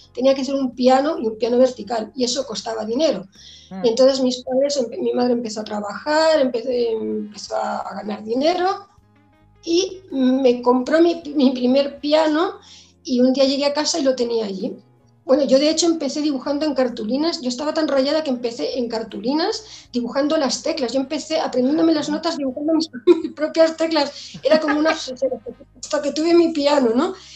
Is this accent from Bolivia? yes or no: no; Mallorca, Balearic Islands, Spain; also born or lived in England / La Alcarria, Guadalajara; now in Guadalajara, Spain; nací en Inglaterra, pero muy jovencita me fui a las Islas Baleares, bueno, tan jovencita, pues con siete o 8 años, ¿no? Y bueno, realmente yo soy mallorquina